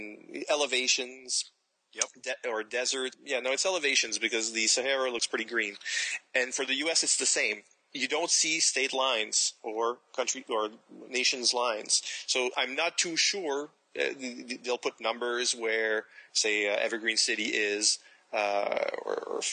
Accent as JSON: {"language": "English", "region": "New Brunswick", "country": "Canada", "tie": "born or raised there", "said": "I've always lived – I live in New Brunswick"}